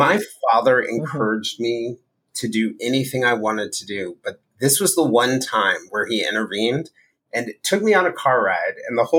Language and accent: English; Virginia, United States; also born or lived in Texas / Maryland; now in New York, United States; moving to New York after, you know, growing up in Virginia and Texas and Maryland in very homogenous communities